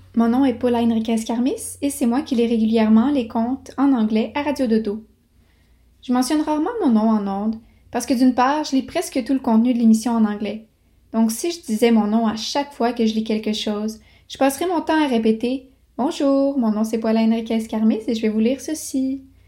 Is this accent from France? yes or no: no; Quebec City, Quebec, Canada; also born or lived in Montreal, Quebec; je suis née à Montréal et que j'ai grandi à Québec